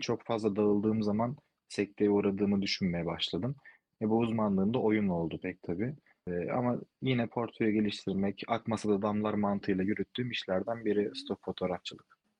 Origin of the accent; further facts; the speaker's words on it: İzmir, Turkey; also born or lived in Istanbul, Turkey / Spain; İzmirliyim, İzmir'de yaşıyorum